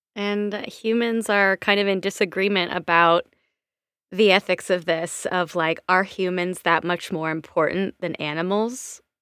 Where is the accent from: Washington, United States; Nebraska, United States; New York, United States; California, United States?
Washington, United States; in my home state, that shit happens as well in Washington State